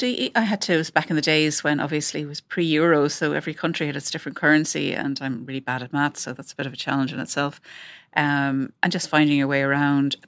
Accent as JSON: {"language": "English", "country": "Ireland", "also_born_or_lived": "London", "accent": "Irish", "moved": "as an adult", "said": "from my accent that I'm Irish."}